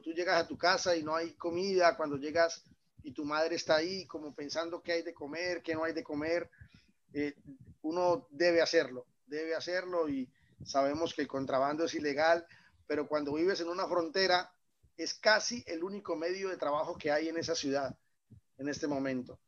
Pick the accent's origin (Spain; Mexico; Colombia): Colombia; Villa del Rosario, Norte de Santander; moved away as an adult; also born or lived in Cúcuta, Colombia; now in Belgium; este pequeño pueblo que fue donde yo nací y fue donde, donde, donde hice todo esto